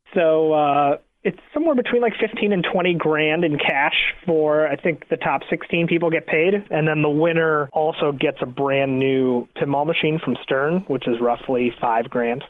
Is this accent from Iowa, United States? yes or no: no; New York, United States; I was born in New York and we lived in a studio apartment